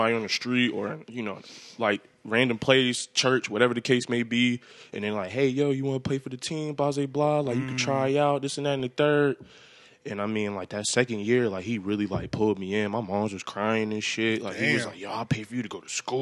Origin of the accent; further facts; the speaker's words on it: New York City, New York, United States; moved away as an adult; Born and raised in Far Rockaway, Queens